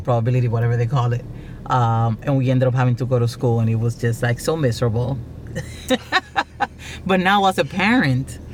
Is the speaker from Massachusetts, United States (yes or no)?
no; South Florida, United States; I grew up in South Florida